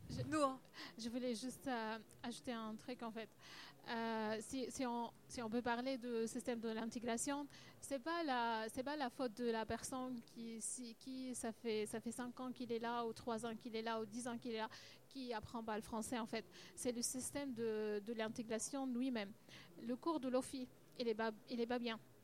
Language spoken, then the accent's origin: French; Syria; French is a second language; now in France; on vient de Syrie